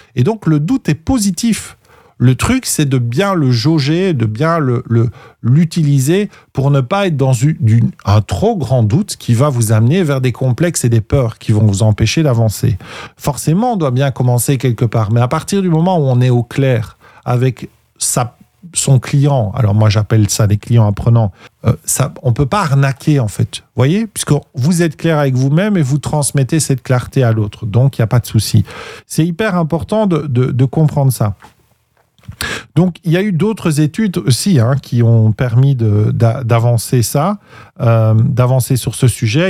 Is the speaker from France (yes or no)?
no; Belgium; chez nous en Belgique